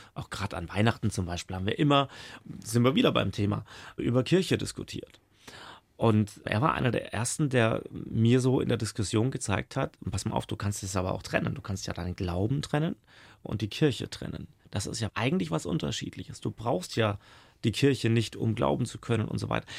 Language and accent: German; Middle Franconia, Bavaria, Germany; also born or lived in Regensburg, Upper Palatinate; now in Baden-Württemberg, Germany; Gebürtiger Oberpfälzer, habe aber sehr wenig davon mitbekommen. Bin ja mit drei Jahren schon nach Mittelfranken verschleppt worden